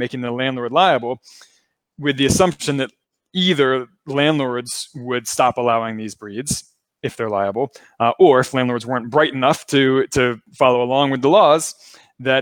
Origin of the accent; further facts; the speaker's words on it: Baltimore, Maryland, United States; I'm from Baltimore